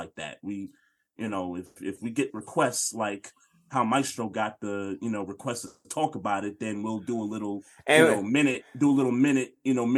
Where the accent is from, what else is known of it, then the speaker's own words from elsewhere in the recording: New York City, New York, United States; I grew up in New York City